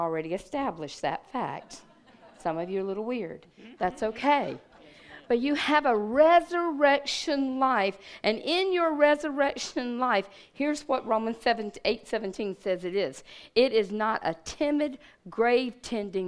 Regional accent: Red Bank, United States; I was from Red Bank

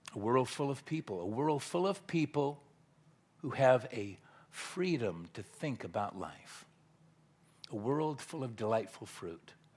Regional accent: Southern California, United States; moved away as an adult; now in Tyler, Texas, United States; born and raised in Southern California

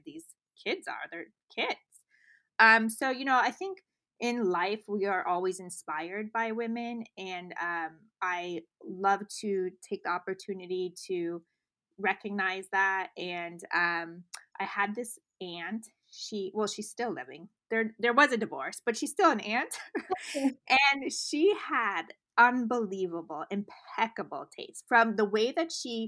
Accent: Beverly Hills, California, United States; I grew up in Beverly Hills with my grandmother

